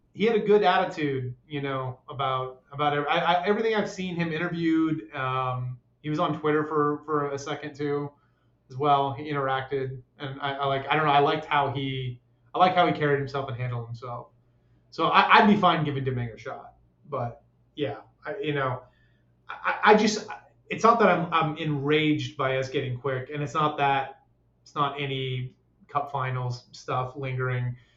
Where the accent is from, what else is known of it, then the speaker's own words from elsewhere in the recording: Cincinnati, Ohio, United States; also born or lived in Canada; I'm from Canada originally, but I mostly grew up in Cincinnati